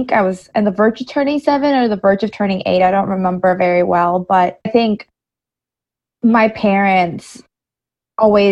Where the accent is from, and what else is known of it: New Bedford, Massachusetts, United States; born or raised there; English is a second language; also born or lived in El Salvador